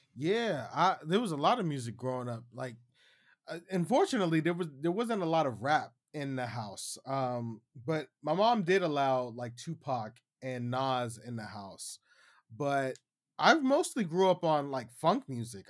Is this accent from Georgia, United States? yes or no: no; Youngstown, Ohio, United States; moved away as an adult; now in Shenzhen, China; I'm hailing from Youngstown, Ohio. I currently live in Shenzhen, China now.